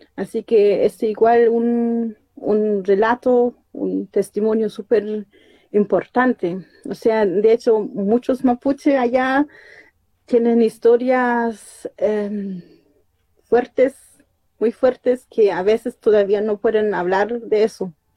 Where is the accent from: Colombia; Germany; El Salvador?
Germany; moved away as an adult; also born or lived in Panguipulli, Chile; me llevaron para allá y allá crecí toda mi vida, hasta algunos años atrás.